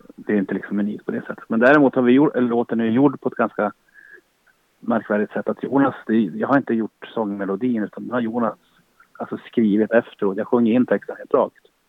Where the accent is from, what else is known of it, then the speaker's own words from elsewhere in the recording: Boden, Norrbotten County, Sweden; jag är född i Boden